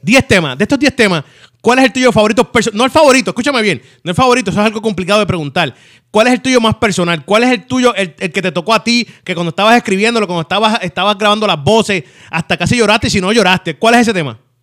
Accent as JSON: {"language": "Spanish", "country": "Puerto Rico", "said": "así somos los boricuas"}